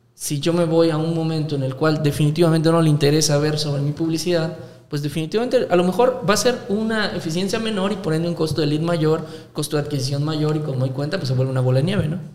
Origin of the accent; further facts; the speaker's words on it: Mexico; aquí en México